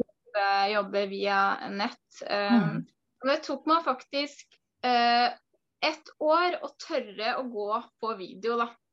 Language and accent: Norwegian; Porsgrunn, Telemark, Norway; moved away as an adult; now in Sandefjord, Norway; Jeg kommer egentlig fra Porsgrunn